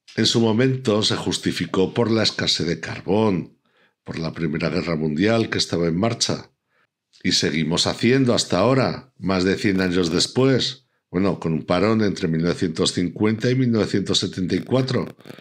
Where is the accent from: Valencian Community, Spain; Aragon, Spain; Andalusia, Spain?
Aragon, Spain; Pertusa; mi pueblo, Pertusa.